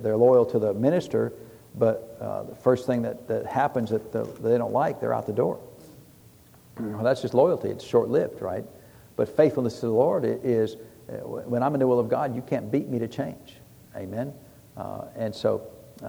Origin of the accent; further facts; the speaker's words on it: United States; us Americans